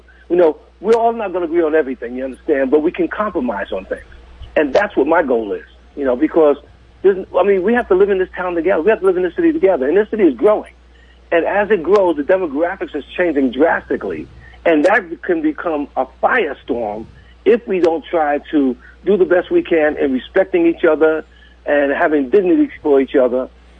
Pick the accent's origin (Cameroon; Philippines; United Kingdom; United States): United States; New York City, New York; now in Redmond, Oregon, United States; I grew up in the 60s. I grew up in New York City. I grew up in Harlem.